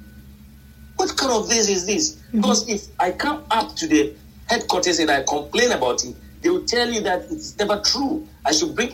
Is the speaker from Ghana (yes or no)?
yes; Ghana; being a citizen of this country